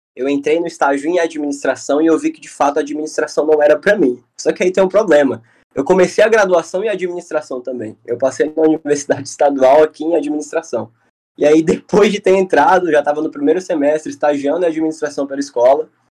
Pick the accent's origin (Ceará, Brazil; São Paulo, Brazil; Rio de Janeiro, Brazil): Ceará, Brazil; Fortaleza; sou de Fortaleza, Ceará